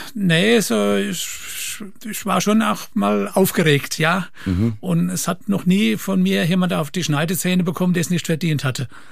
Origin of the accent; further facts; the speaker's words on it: Kirchheimbolanden, Rhineland-Palatinate, Germany; bei uns in Kirchenboland eine Firma, KKK und dort habe ich Dreher gelernt